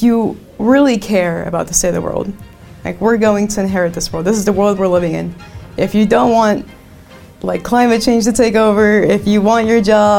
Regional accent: Silicon Valley, California, United States; we're from Silicon Valley

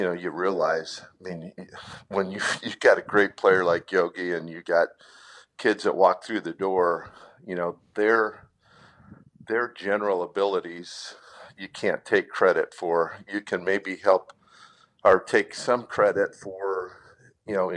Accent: South Bend, Indiana, United States; growing up in South Bend

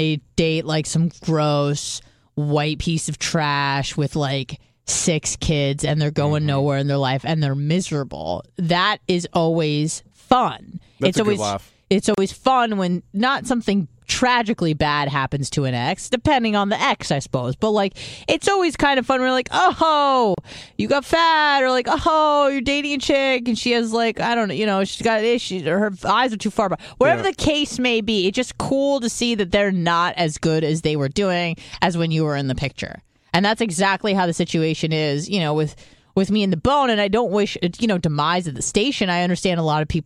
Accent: San Diego, California, United States; moved away as an adult; also born or lived in Detroit; I'm from San Diego

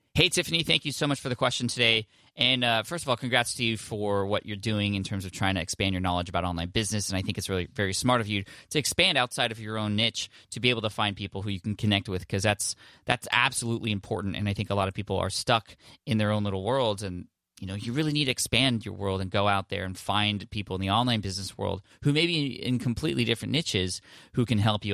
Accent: San Diego, California, United States; San Diego, California, which I'm stoked about, uh, there in my hometown

